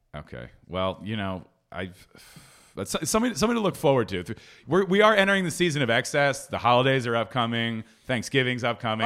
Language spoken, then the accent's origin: English; Philadelphia, Pennsylvania, United States; moved away; I grew up in Philly going to Surly sandwich shops